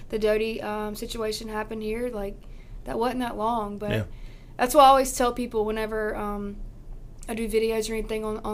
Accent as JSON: {"language": "English", "town": "Rock Hill", "region": "South Carolina", "country": "United States", "said": "I'm from Rock Hill. I live in York County."}